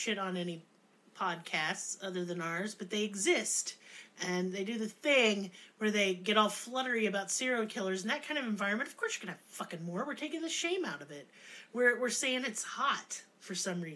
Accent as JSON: {"language": "English", "town": "Tulsa", "region": "Oklahoma", "country": "United States", "said": "I come from Tulsa"}